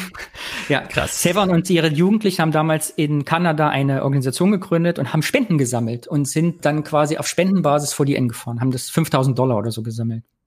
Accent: Kyffhäuserkreis, Thuringia, Germany; im Küffhäuserkreis, wo ich herkomme

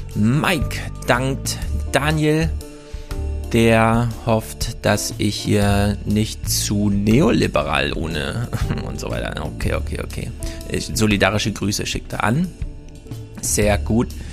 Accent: the East, eastern Germany, Germany; bei uns im Osten

